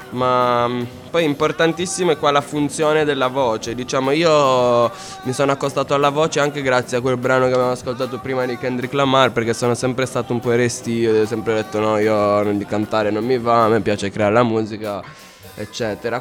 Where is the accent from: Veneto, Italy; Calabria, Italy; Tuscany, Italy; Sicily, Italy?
Calabria, Italy; now in Cuneo, Italy; del mio paese che è la Calabria